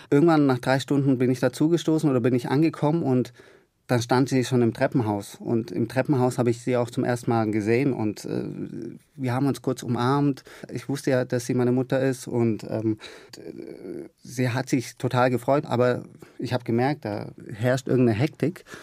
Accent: Germany; Äh, also meine Heimat ist äh, Deutschland, ganz klar. Ich sehe mich auch als Deutschen

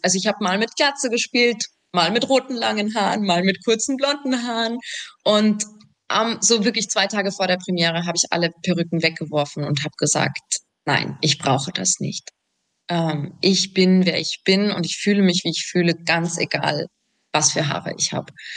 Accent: Salzburg, Austria; ich komme aus Salzburg

